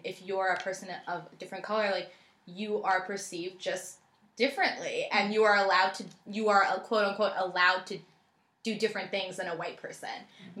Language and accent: English; India; I'm like, it doesn't matter. Like, I'm like, I'm Indian.